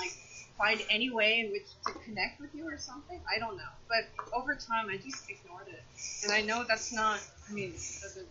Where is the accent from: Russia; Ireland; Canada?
Canada